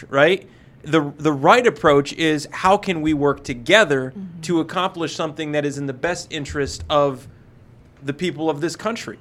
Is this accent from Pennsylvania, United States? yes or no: yes; Pennsylvania, United States; moved away; I'm from Pennsylvania